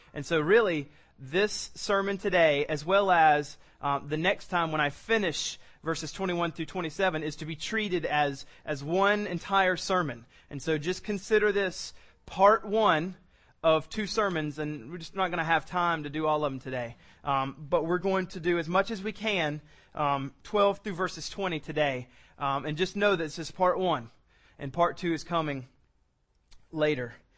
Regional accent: South Carolina, United States; I was born in South Carolina. I've been raised in South Carolina.

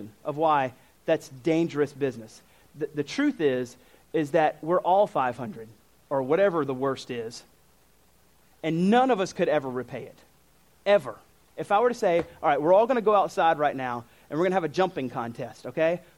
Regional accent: United States; I'm American

